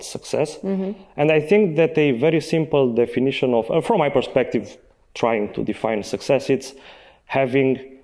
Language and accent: English; Sibiu, Sibiu County, Romania; English is a second language; I'm from Sibiu. I was born in Sibiu.